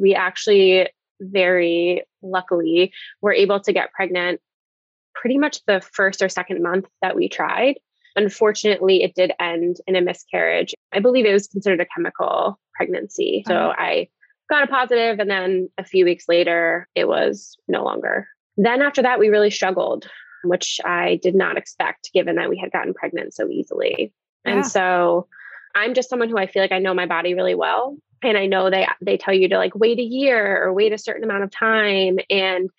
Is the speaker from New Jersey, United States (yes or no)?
yes; New Jersey, United States; now in Pennsylvania, United States; I'm originally from South Jersey, New Jersey